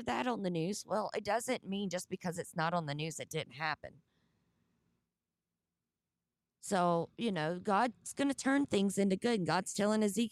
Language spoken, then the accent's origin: English; the South, United States; accent: southern; My southern accent